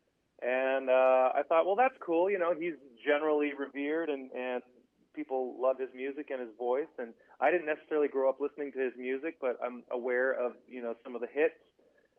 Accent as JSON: {"language": "English", "country": "Canada", "tie": "born or raised there", "moved": "as an adult", "lives_now": "Nashville, United States", "said": "I kind of grew up in this general area between Montreal and Ottawa. So I'm Canadian. I'm French-Canadian"}